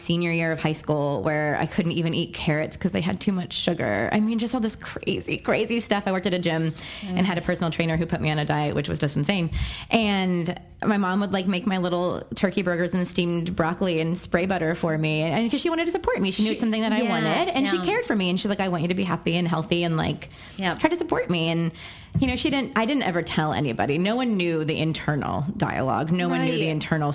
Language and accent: English; Texas, United States; also born or lived in Pennsylvania; I moved from Pennsylvania to Texas against my will at the ripe age of 8